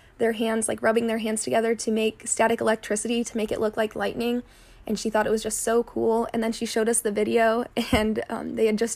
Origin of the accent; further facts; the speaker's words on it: Tiffin, Ohio, United States; I was born and raised in Tiffin, and I'm still going to school in Tiffin at Heidelberg